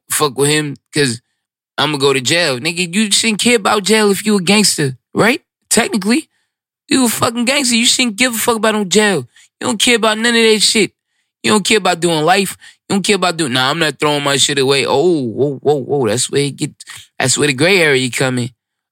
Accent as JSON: {"language": "English", "town": "New York City", "region": "New York", "country": "United States", "said": "I'm from Brooklyn. Like, I'm really of this"}